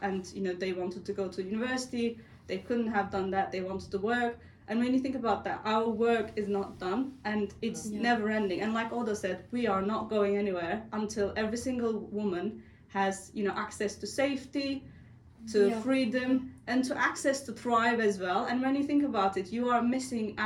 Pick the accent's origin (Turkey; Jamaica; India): Turkey; born or raised there; moved away